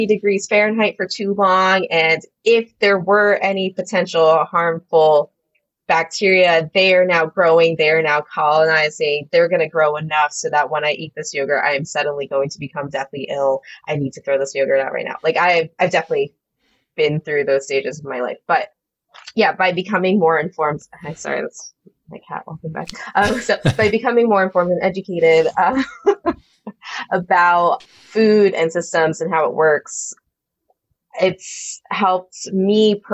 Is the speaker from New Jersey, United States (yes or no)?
yes; New Jersey, United States; moved away as an adult; also born or lived in Nashville; I left my home state of New Jersey